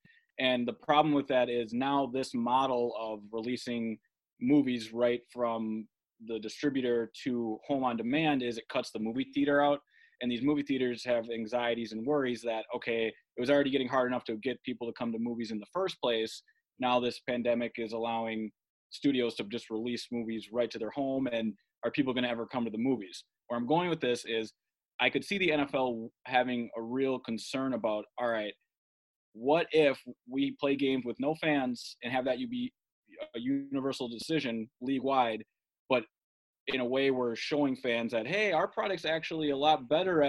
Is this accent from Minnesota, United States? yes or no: yes; Minnesota, United States; moved away as an adult; now in Cleveland, United States; my home state of Minnesota